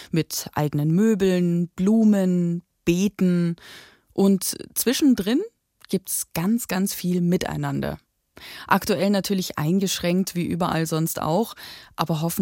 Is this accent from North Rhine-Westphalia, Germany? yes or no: no; Bavaria, Germany; Eigentlich wollte ich Silke gerne im Kinderdorf besuchen und auch mal wieder meine Heimat, die Oberpfalz, sehen.